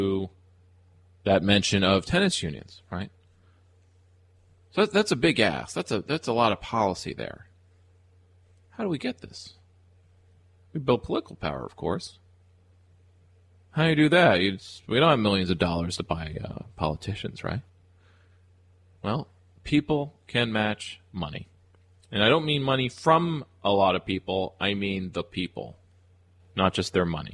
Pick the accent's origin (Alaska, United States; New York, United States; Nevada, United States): New York, United States; Albany; my hometown of Albany